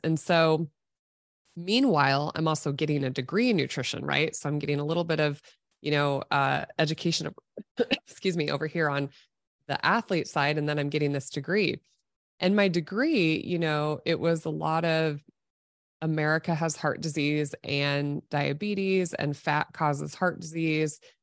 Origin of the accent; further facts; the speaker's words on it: Nebraska, United States; I was born and raised in Nebraska, grew up as an athlete